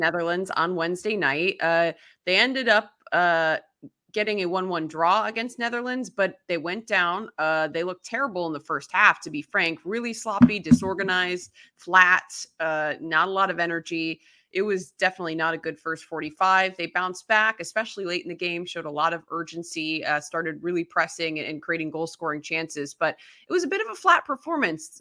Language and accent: English; Chicago, Illinois, United States; I grew up in the Chicago area